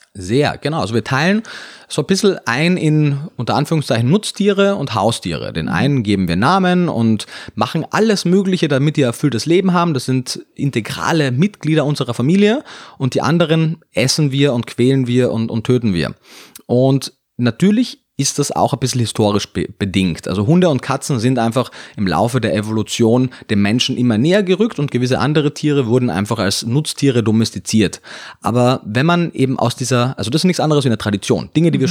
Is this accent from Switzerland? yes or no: no; Carinthia, Austria; moved away as an adult; also born or lived in Vienna; now in Germany; ich komme aus Kärnten, bin dann nach Wien gezogen danach, nach meinem Zivildienst